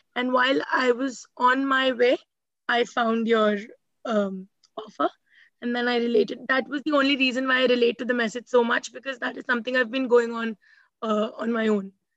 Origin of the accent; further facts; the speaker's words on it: India; I'm from India